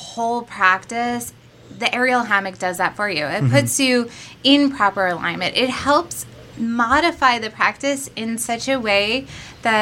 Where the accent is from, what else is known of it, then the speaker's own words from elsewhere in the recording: Monmouth County, New Jersey, United States; Growing up in Monmouth County, my parents were never the type to be like, hey, I'm going to put you on a train to go train in New York City